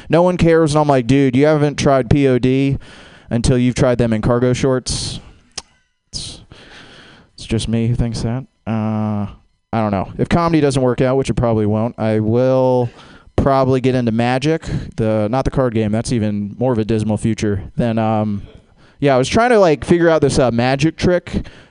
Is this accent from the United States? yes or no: yes; Jacksonville, Florida, United States; It's not weird, I'm from Jacksonville, Florida.